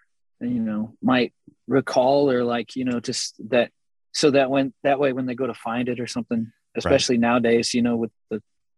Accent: Texas, United States; We're from Texas. I mean, go figure, right?

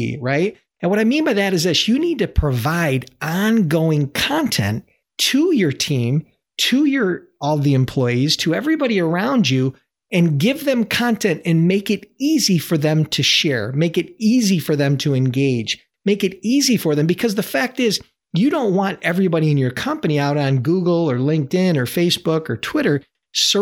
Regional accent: Buffalo, New York, United States; my hometown, Buffalo, New York

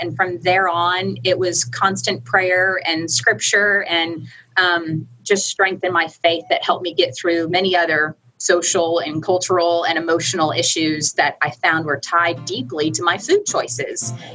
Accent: Orlando, Florida, United States; moved away as an adult; also born or lived in Tennessee; now in Midland, United States; I'm from Orlando, Florida.

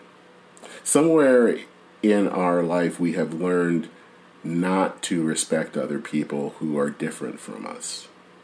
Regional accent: United States; I am an American

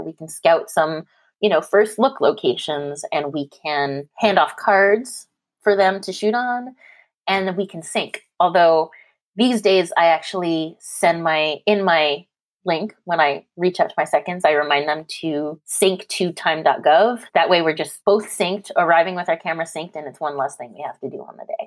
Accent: Canada; now in California, United States; I'm Canadian. I live in California

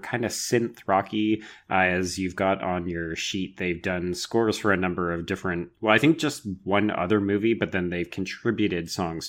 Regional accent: Canada; accent: Canadian; my Canadian accent

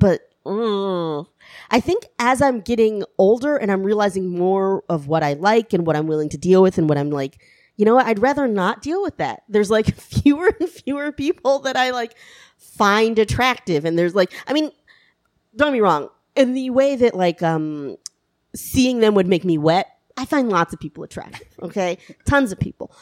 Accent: the South, United States; I grew up in the South.

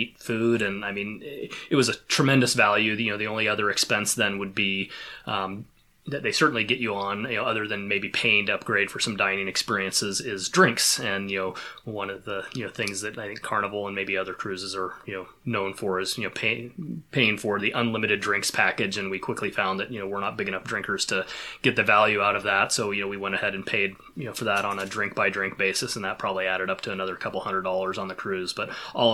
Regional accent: Pacific Northwest, United States; growing up in the Pacific Northwest the way that I have

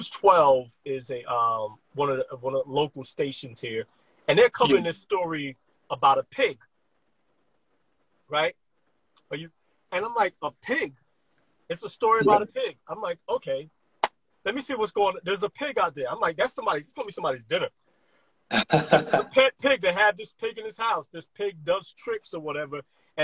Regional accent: New York City, New York, United States; I grew up in Brooklyn, during the middle of the crack epidemic

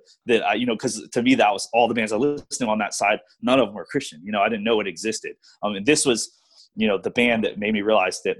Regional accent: Virginia, United States; also born or lived in Louisiana; I moved to Virginia from Louisiana in middle school

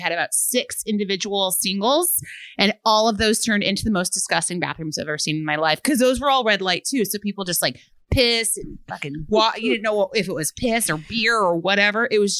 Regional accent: Chicago, Illinois, United States; I'm from Chicago myself, and I've lived in Logan Square area for 5 years.

